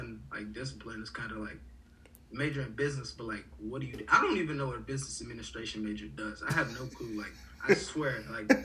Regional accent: Atlanta, Georgia, United States; also born or lived in Port-au-Prince, Haiti; I am from Atlanta

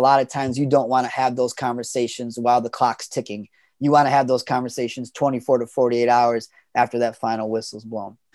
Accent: Chicago western suburbs, Illinois, United States; moved away as an adult; also born or lived in Boston; I actually was lucky enough to end up teaching in Chicago, where, you know, I grew up in the Western suburbs, and so I was close to home

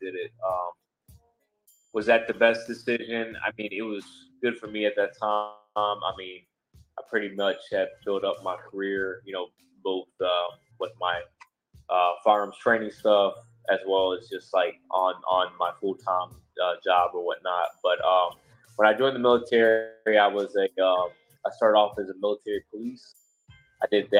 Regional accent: Georgia, United States; I grew up in Georgia

